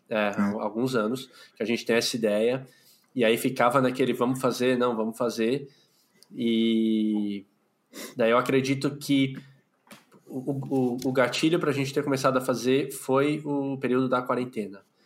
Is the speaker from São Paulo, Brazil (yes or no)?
yes; São Paulo, Brazil; eu moro em São Paulo, eu sou de São Paulo, capital, nasci aqui, vivo aqui